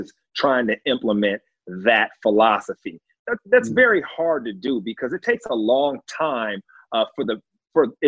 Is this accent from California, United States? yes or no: yes; Long Beach, California, United States; my hometown, Long Beach, California